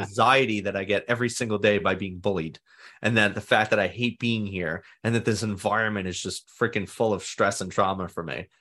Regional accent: New York City, New York, United States; I grew up in Staten Island, New York, and I've been here my whole life. I still live here.

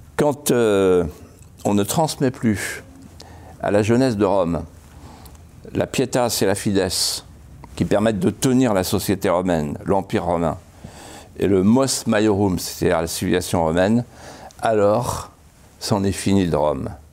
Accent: Vendée, Pays de la Loire, France; Quand j'étais petit, avec mon père et ma mère, dans la deux chevaux, on, partait de chez moi à la Bralière et on allait au Mont des Alouettes, qui était notre Everest à nous, 250 mètres de haut. Et pour aller au Mont des Alouettes, il fallait traverser un carrefour célèbre en Vendée

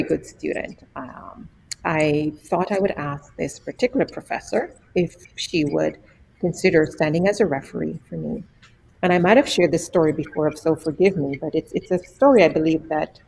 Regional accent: Jamaica; moved away; born and raised in Jamaica

